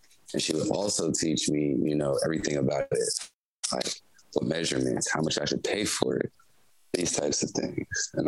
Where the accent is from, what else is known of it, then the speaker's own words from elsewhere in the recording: Chicago, Illinois, United States; also born or lived in San Francisco Bay Area, California; Yes, I'm from Illinois. So I was born in Chicago, but my parents split up when I was like two. So my mom moved to California. So I grew up between the Bay Area